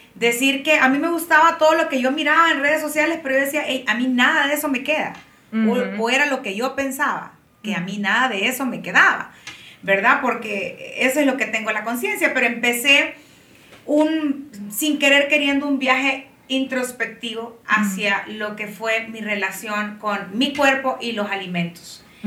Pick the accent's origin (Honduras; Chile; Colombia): Honduras; Tegucigalpa, Francisco Morazán; soy de Tegucigalpa, ah, nací en Honduras y vivo aquí también